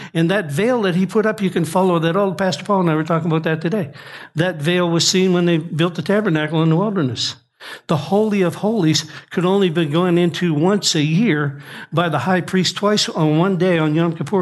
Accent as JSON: {"language": "English", "region": "Nova Scotia", "country": "Canada", "said": "I'm from Nova Scotia"}